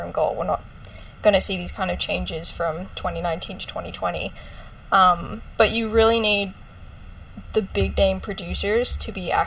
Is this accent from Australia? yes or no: yes; Australia; because I'm from Australia